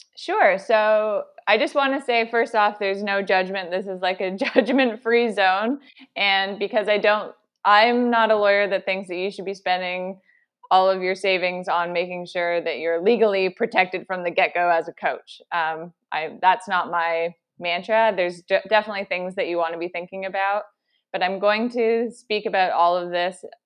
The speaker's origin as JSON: {"language": "English", "region": "Ontario", "country": "Canada", "also_born_or_lived": "Toronto", "moved": "as an adult", "lives_now": "British Columbia, Canada", "said": "I'm originally from Ontario. I recently just moved to British Columbia"}